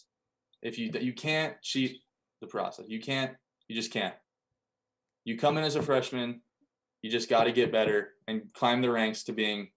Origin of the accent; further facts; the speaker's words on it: California, United States; moved away as an adult; now in Ellensburg, United States; I'm glad I grew up in California